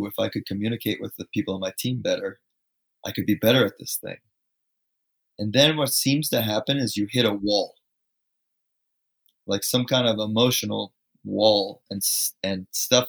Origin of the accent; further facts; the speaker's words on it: Fairfield County, Connecticut, United States; I grew up in Fairfield County, Connecticut, which is like this suburbia, New York, rich place, right?